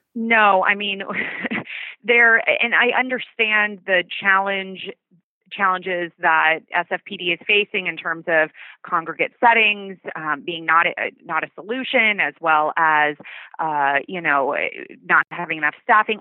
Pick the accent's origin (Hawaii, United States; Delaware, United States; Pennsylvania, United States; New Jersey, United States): Hawaii, United States; Oahu; now in San Francisco, United States; I grew up in Hawaii